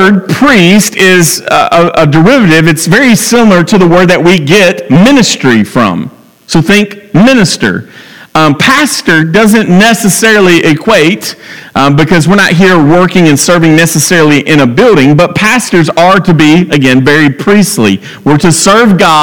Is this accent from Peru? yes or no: no; Franklin, United States; I'm from Franklin